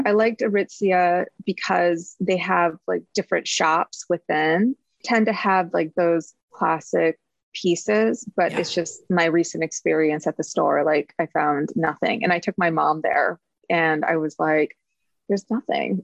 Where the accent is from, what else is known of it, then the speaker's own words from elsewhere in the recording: Midwest, United States; moved away; growing up in the Midwest